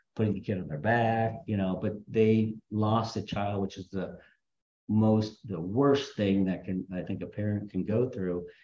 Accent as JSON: {"language": "English", "town": "Huntington Beach", "region": "California", "country": "United States", "tie": "born or raised there", "also_born_or_lived": "Castro Valley, California / Berkeley, California / Los Angeles, California / St. Louis, Missouri", "lives_now": "Redondo Beach, United States", "said": "I grew up in Huntington Beach"}